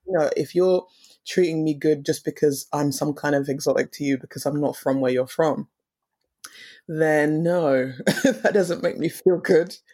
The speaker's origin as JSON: {"language": "English", "town": "Romford", "region": "East of England", "country": "United Kingdom", "tie": "born or raised there", "also_born_or_lived": "Tottenham, London", "said": "East, well, Essex. Um, it's situated in the east of London. Um, and I grew up in the same area, like Romford area"}